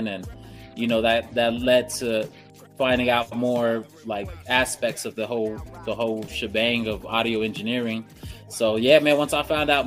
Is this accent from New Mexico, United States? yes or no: yes; Jicarilla Apache Nation, northern New Mexico, United States; moved away; also born or lived in Jemez Pueblo; I come from the Hickory Apache Nation on the north side of New Mexico